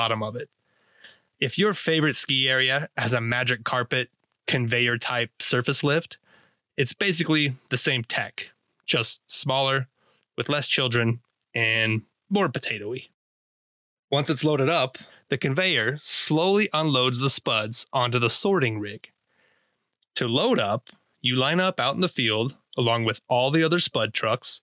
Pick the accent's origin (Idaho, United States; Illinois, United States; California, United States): Idaho, United States; I grew up in Idaho